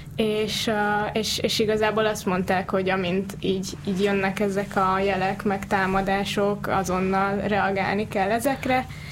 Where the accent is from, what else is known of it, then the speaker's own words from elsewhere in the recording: Hungary; magyarok vagyunk